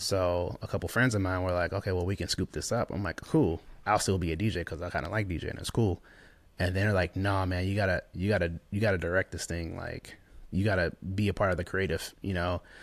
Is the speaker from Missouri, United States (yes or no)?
yes; St. Louis, Missouri, United States; moved away as an adult; also born or lived in Lakeland, Florida / Tampa, Florida; He had one bathroom in the house, uh, growing up in Saint Louis